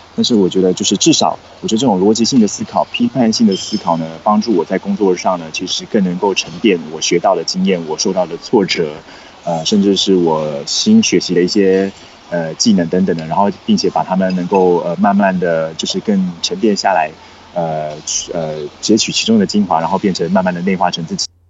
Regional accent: Taiwan; moved away as an adult; now in China; 其实我一直以来都是在台湾土生土长，然后读书的嘛

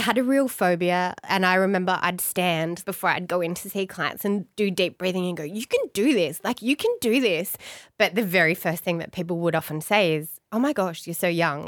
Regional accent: Blue Mountains, New South Wales, Australia; I grew up in the Blue Mountains.

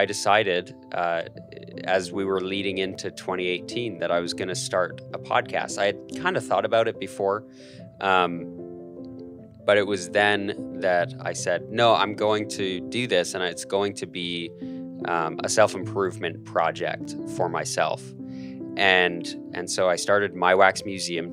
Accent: Calgary, Alberta, Canada; moved away as an adult; now in Idaho, United States; I'm born and raised in Calgary, Canada, a beautiful city.

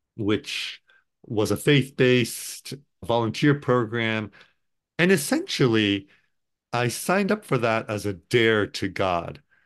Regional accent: Tokyo, Japan; now in Portland, United States; I was born and raised in Tokyo, Japan.

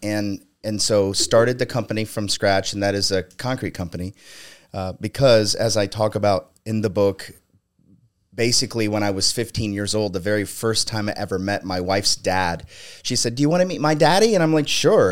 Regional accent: Ohio, United States; also born or lived in Palm Springs, California; I was born in Palm Springs, California, mm-hmm. and when I was four, my mom hitchhiked uh, us back to Ohio, where she's from. And so I've, I've grown up.

